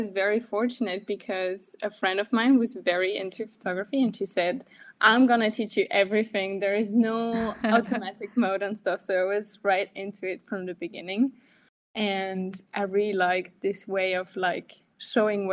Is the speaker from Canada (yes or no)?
no; France; now in Germany; I'm from France and I live in Germany